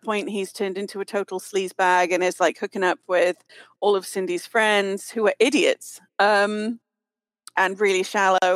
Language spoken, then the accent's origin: English; United Kingdom; as a British kid